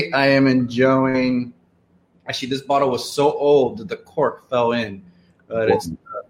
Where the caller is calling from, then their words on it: Dominican Republic; I am reporting in from Dominican Republic.